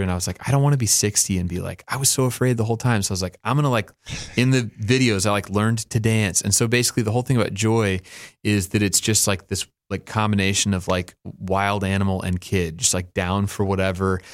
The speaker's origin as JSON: {"language": "English", "region": "Oklahoma", "country": "United States", "tie": "born or raised there", "said": "I grew up in Oklahoma."}